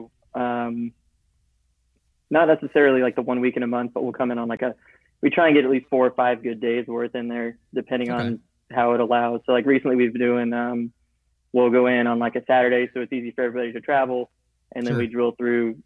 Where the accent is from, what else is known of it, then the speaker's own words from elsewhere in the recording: Springfield, Missouri, United States; moved away as an adult; From Springfield, Missouri, originally